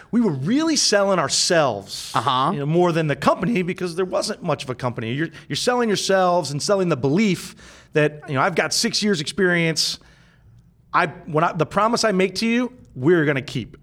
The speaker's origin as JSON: {"language": "English", "town": "Findlay", "region": "Ohio", "country": "United States", "also_born_or_lived": "Chicago", "moved": "as an adult", "lives_now": "Columbus, United States", "said": "I'm from Findlay"}